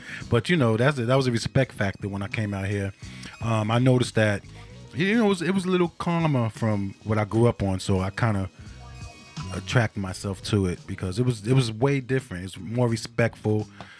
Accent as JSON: {"language": "English", "town": "New York City", "region": "New York", "country": "United States", "tie": "born or raised there", "moved": "as an adult", "lives_now": "Japan", "said": "I'm from Queensbridge. You know, they ain't cleaned the streets in years on my block back in the day."}